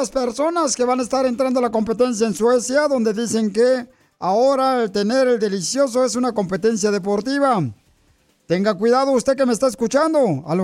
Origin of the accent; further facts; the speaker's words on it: Guanajuato, Mexico; now in Dallas, United States; venimos de Guanajuato a Estados Unidos. A triunfar. Eso, a Dallas, Tejas, paisanos.